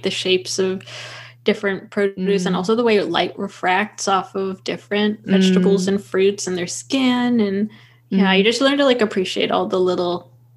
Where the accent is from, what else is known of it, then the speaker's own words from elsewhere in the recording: Portland, Oregon, United States; moved away as an adult; also born or lived in Los Angeles, California; I grew up in Portland but moved to LA for school and then lived there for a few years